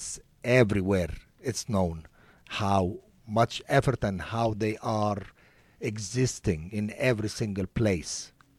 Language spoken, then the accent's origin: English; Egypt; now in United States; Originally, I came from Egypt.